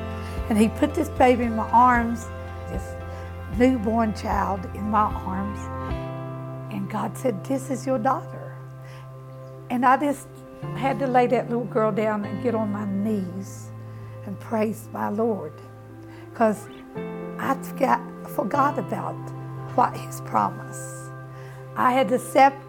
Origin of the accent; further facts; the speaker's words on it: West Virginia, United States; moved away; I'm from West Virginia. Okay, West Virginia is country people all together and a community. You're born there.